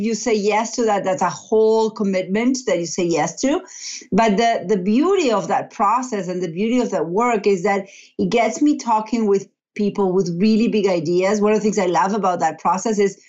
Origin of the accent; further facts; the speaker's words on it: Argentina; moved away as an adult; now in Massachusetts, United States; I'm originally from Argentina. I've been in the U.S. for about 20 years